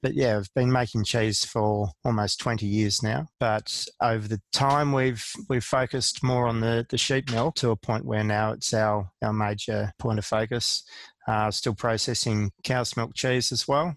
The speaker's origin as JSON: {"language": "English", "country": "Australia", "said": "as an Australian cheesemaker"}